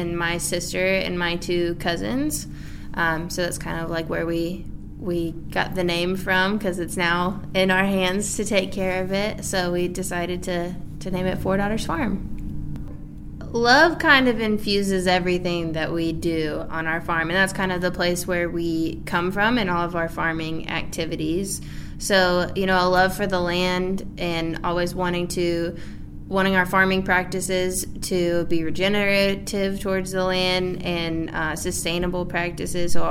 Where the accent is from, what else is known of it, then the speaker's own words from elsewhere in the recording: Maryville, Tennessee, United States; also born or lived in Walland, Tennessee; I was born and raised in Maryville, Tennessee